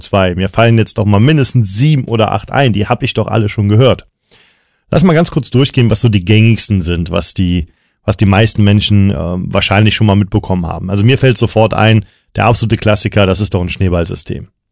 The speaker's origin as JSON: {"language": "German", "town": "Cologne", "region": "North Rhine-Westphalia", "country": "Germany", "said": "ich bin Kölner"}